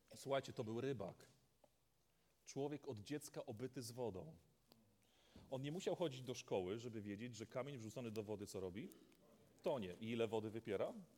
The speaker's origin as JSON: {"language": "Polish", "region": "Polish coast", "country": "Poland", "moved": "yes", "lives_now": "Wodzisław Śląski, Poland", "said": "Ja pochodzę z nadmorza"}